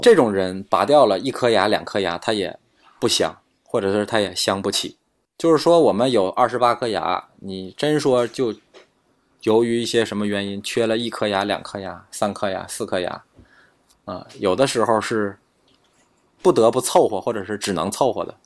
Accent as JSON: {"language": "Chinese", "country": "China", "said": "但是我们中国人要幸运的是，就是我们中国根管治疗相对是比较便宜的。"}